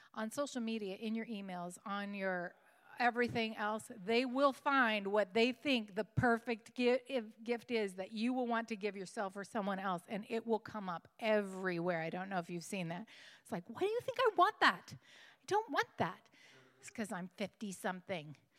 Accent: West Coast, United States; moved away; I came from the West Coast

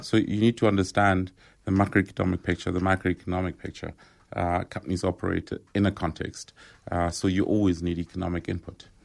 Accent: Rockville, Gauteng, South Africa; growing up in Rockville

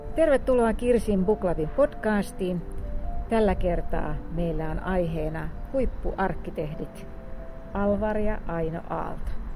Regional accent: Lahti, Päijänne Tavastia, Finland; lapsuuteni ja nuoruuteni viettänyt Lahdessa

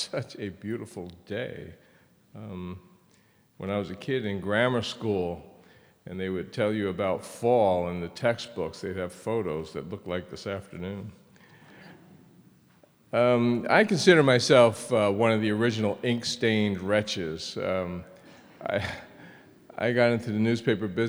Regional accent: United States; My sister and I grew up in a period when it was probably the best time to be growing up in America

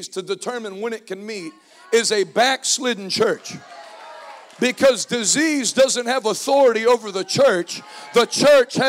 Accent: Northeast, United States; I'm from the Northeast

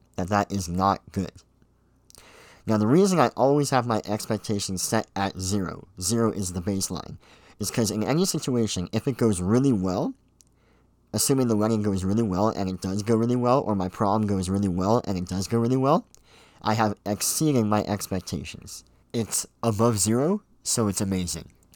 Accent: Pickering, Ontario, Canada; I was born and raised here in Pickering, uh, Ontario, Canada.

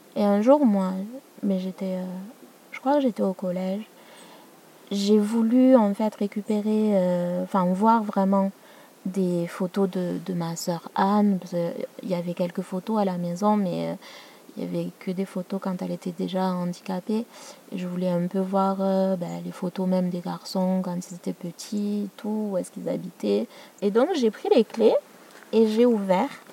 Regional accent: Madagascar; je suis malgache

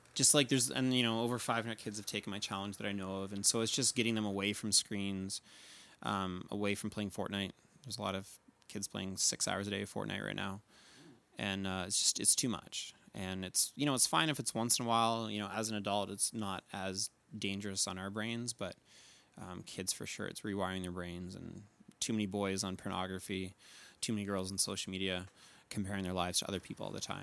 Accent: New Brunswick, Canada; now in Calgary, Canada; I grew up in New Brunswick, but living in Calgary now.

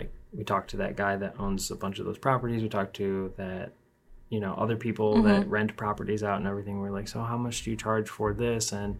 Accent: Birmingham, United States; I grew up in Birmingham, which is pretty well off.

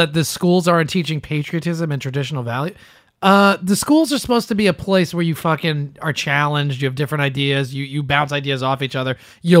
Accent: Canada; Yeah, fuck America, bro. I'm Canadian all the way.

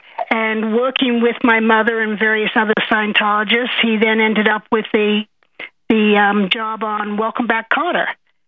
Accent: Australia; now in United States; I am from Australia.

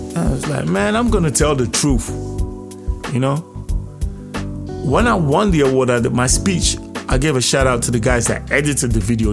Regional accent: Nigeria; We're all from Nigeria

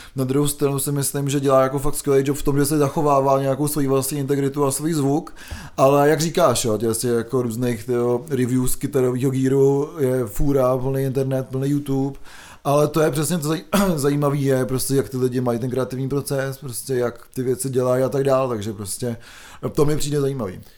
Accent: České Budějovice, South Bohemian Region, Czechia; pocházím z Českých Budějovic

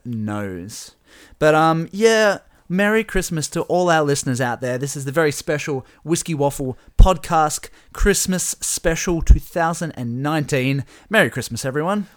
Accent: Burnie, Tasmania, Australia; We're from Burnie

